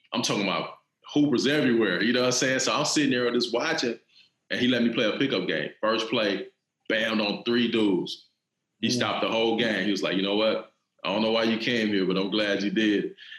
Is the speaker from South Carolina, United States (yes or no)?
yes; Cassatt, South Carolina, United States; I'm from a town in South Carolina called Cassett. Okay. I mean, it's so small, like we don't even have a real stoplight. Like it's one of those small town type situations, right?